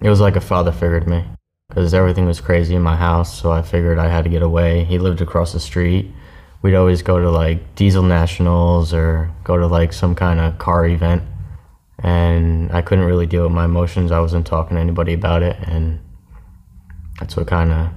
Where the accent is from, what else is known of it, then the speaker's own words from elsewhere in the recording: Newburgh, New York, United States; moved away; also born or lived in Florida; I was born in Newburgh, New York.